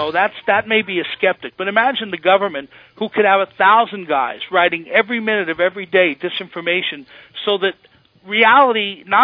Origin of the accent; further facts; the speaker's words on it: Washington, District of Columbia, United States; In Washington, I'll tell you, I grew up partly in Washington. My father was a general.